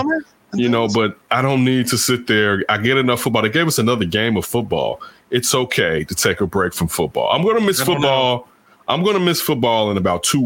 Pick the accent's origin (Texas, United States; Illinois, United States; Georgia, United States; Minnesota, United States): Illinois, United States; Chicago; I grew up in Chicago